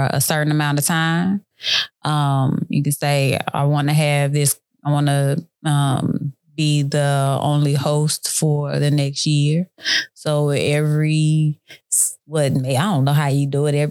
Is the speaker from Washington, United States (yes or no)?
no; Killeen, Texas, United States; I'm from Killeen, Texas